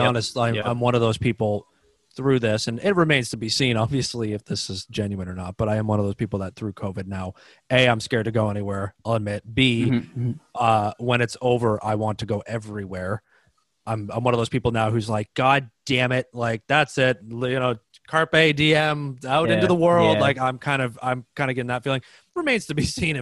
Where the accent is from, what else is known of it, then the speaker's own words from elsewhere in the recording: Toronto, Ontario, Canada; I'm from Toronto